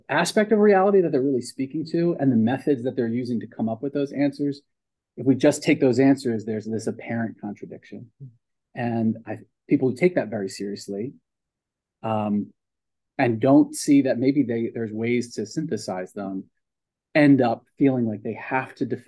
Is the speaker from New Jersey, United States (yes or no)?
yes; Pennsauken, New Jersey, United States; also born or lived in Philadelphia, Pennsylvania; grew up in Pensauken over in New Jersey